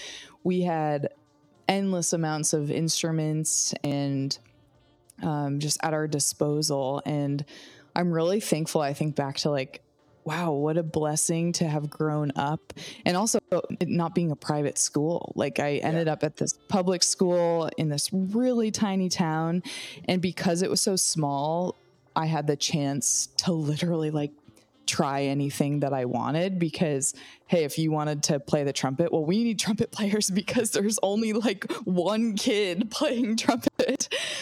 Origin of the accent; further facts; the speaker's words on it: Voorheesville, New York, United States; now in San Diego, United States; I grew up in a really small town. It was actually referred to as a village, the village of Voorheesville.